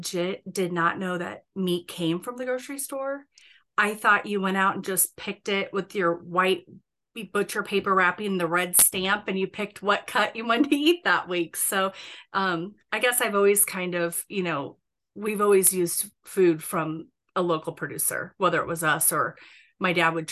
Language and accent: English; Bennington, Nebraska, United States; I live like west of Bennington, and when I grew up in Bennington, it was a small